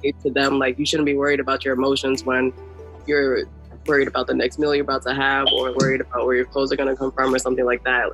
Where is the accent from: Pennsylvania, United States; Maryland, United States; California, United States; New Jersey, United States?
Maryland, United States; moved away as an adult; now in New York City, United States; I'm from Maryland.